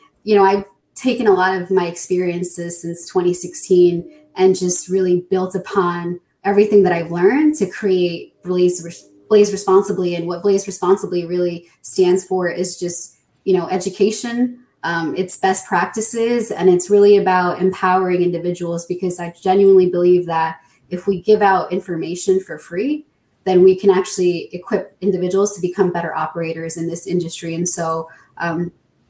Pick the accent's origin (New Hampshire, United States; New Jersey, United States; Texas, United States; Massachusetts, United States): New Jersey, United States; Born and raised in New Jersey, and professionally, I'm an attorney